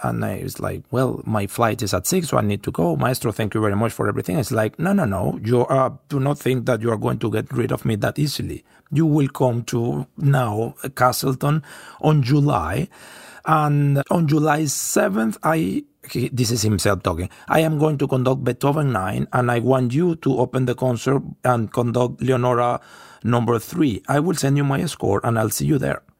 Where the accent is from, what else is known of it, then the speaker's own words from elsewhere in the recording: Puerto La Cruz, Anzoátegui, Venezuela; English is a second language; moved away as an adult; I come from Puerto La Cruz, and we have sun three hundred sixty-five there a year